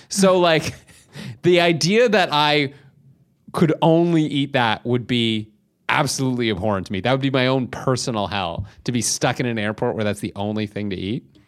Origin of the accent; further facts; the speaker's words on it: Canada; as a Canadian